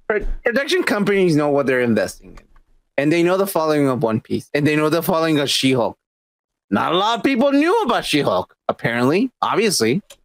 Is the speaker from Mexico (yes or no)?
yes; Mexico; now in United States; Growing up in Mexico, like we had all the anime